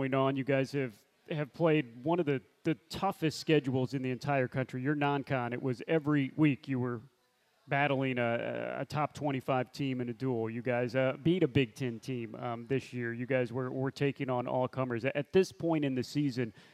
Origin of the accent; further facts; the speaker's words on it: Missouri, United States; moved away; I grew up in Missouri